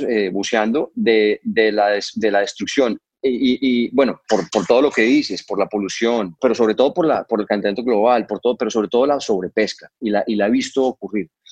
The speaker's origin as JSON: {"language": "Spanish", "town": "Cartagena", "region": "Bolívar", "country": "Colombia", "tie": "born or raised there", "said": "Lugares donde yo crecí, eh, por ejemplo, en Colombia, en las Islas del Rosario, en Cartagena"}